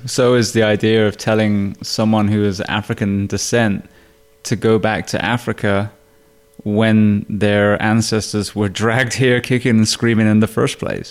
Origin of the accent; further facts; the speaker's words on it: United Kingdom; now in United States; I'm obviously British